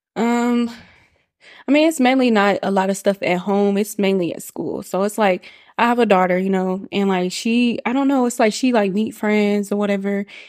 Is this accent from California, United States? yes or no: no; Kansas City, Missouri, United States; moved away as an adult; now in Atlanta, United States; I am from Kansas City, Missouri